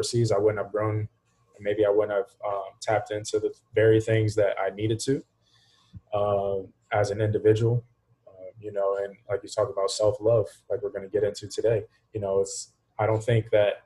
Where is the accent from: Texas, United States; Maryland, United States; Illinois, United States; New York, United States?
Maryland, United States; Hagerstown; moved away as an adult; now in Florida, United States; back here in the States, from Hagerstown, Maryland